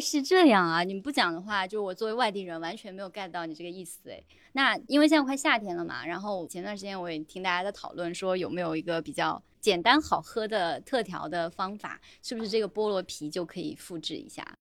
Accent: Taiwan; moved away; also born or lived in Canada / Australia; 我们台湾那边不是有古法红糖嘛

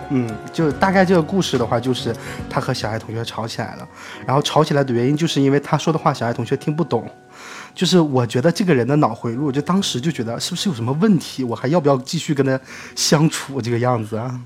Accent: Shenyang, Liaoning, China; moved away as an adult; 我的家乡沈阳

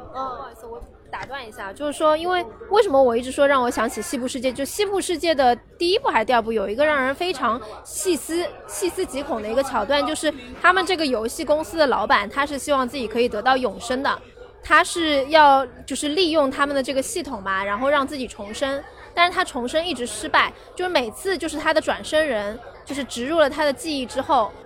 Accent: China; 我可能就土生土长的中国人嘛

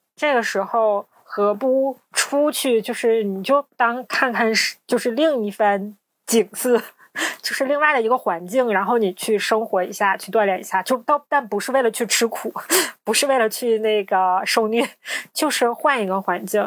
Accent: Northeast China, China; 我们是三个来自东北的ladies

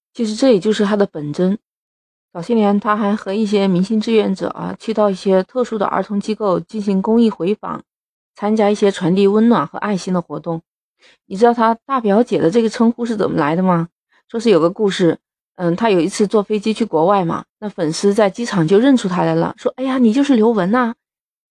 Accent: China; 我们中国人

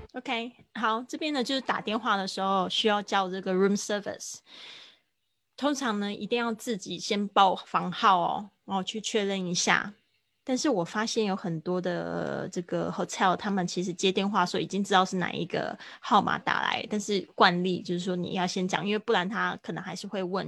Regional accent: Kaohsiung, Taiwan; moved away; 在我的老家高雄的一家文具店，呃，会办一个我，我的，应该算是就是我参与的一个展览吧

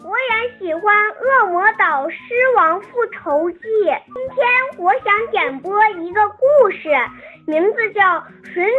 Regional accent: Ulanhot, Inner Mongolia, China; 我六岁了，我来自内蒙古自治区首府诞生地乌兰浩特市。

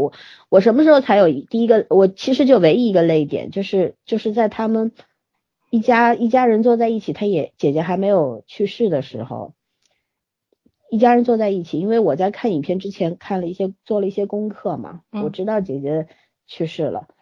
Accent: Shanghai, China; 我是土生土长上海人，我也没有老家可回

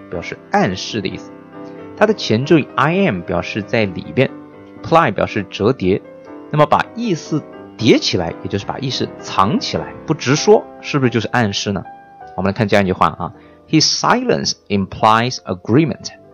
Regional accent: China; 那么我们中国人呢，在表达感情的时候是比较的含蓄呢，还是比较的直白呢

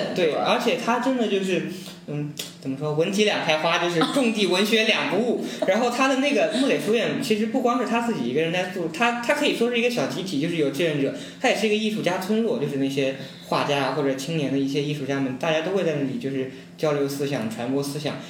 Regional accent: northern Jiangsu, China; 苏北县中成长起来的考生

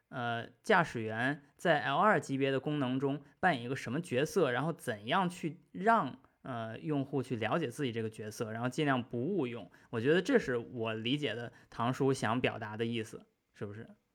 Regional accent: China; now in United Kingdom; 三位呢跟我一样都在英国目前，呃，但是也都是我们中国人

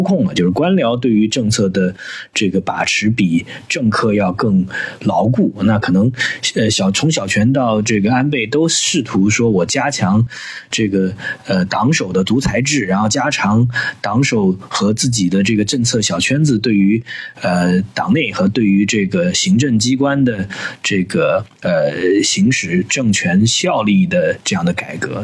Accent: China; 我们中国人

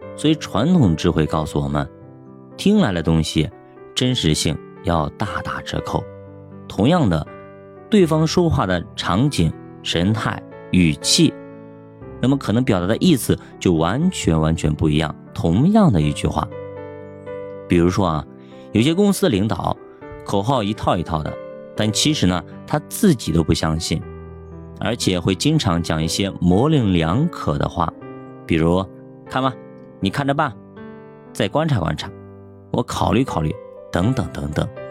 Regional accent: China; 我们中国人的职场

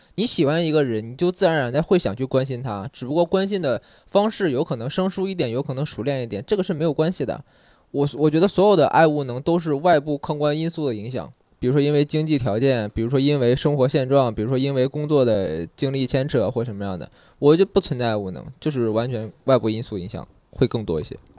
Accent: a small county town in Henan, China; moved away as an adult; 我来自河南的一个小县城

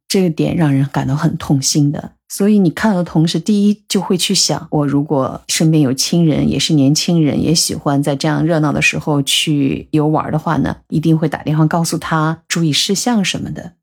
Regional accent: China; 我们中国人为什么要过洋节

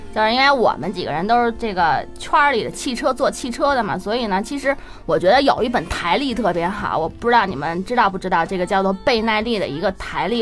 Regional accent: China; 我们中国人

